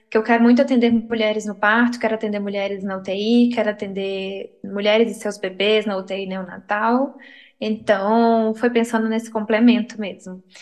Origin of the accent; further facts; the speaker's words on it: Teófilo Otoni, Minas Gerais, Brazil; moved away as an adult; now in Belo Horizonte, Brazil; sou de Teoflotone, né? Interior de Minas, lugarzinho quente, não é todo mundo que conhece, mas Lá ah, tem um queijo bom, como todo, como todo bom interior. Uh, mudei para cá para BH é, em 2016, vim para estudar